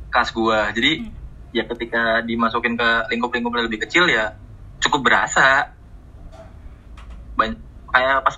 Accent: Jakarta, Indonesia; gue jawab Jakarta nah, semenjak dia dengar gue asal Jakarta

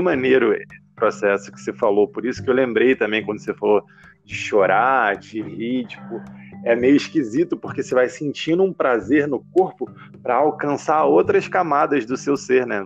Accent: Baixada Fluminense, Rio de Janeiro, Brazil; eu cresci na Baixada Fluminense, assim, lugar pobre, assim, do Rio de Janeiro

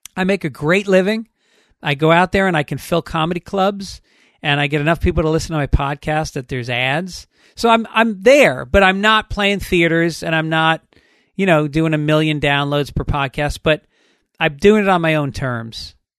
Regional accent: New York, United States; moved away; also born or lived in Boston; Even though I'm from New York, I went to college in Boston

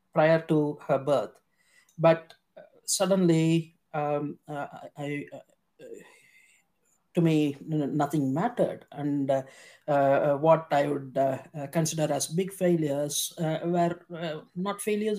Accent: India; moved away as an adult; now in United Kingdom; I was born in India, and I did all my schooling and medical schooling in India

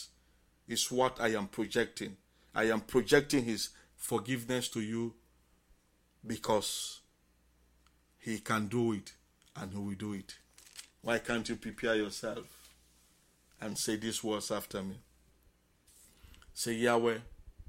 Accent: Bonthe Island, Southern Province, Sierra Leone; moved away as an adult; now in Tacoma, United States; as an islander, Bont Island, electricity, we are enjoying electricity those days

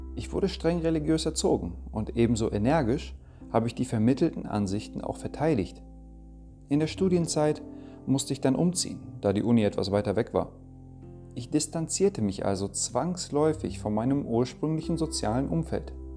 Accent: Germany; also born or lived in Denmark; Geboren wurde ich in Dänemark und aufgewachsen bin ich hier in Deutschland

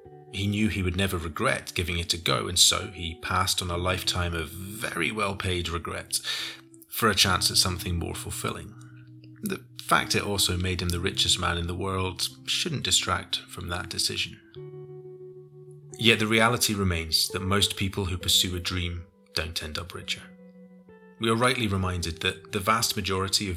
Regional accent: United Kingdom; Being British

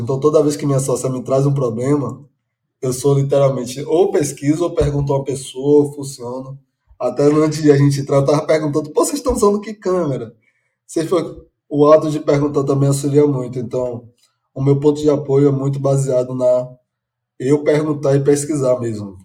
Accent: Salvador, Bahia, Brazil; sou baiano de Salvador

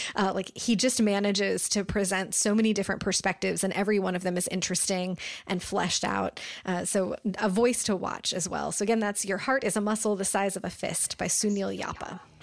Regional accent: United States; me as an American reader

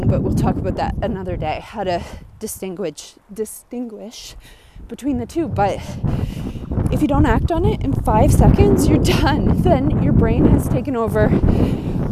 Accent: Nova Scotia, Canada; I'm from Nova Scotia, Canada. And it snows here

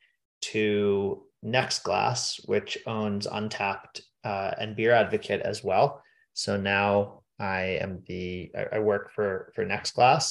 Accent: Pittsburgh, Pennsylvania, United States; I'm from Pittsburgh. And I'd always been told growing up that Philadelphia sucked

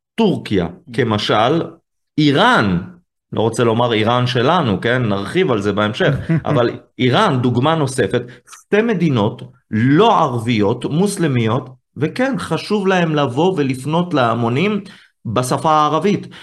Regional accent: Israel; אני יהודי, ישראלי

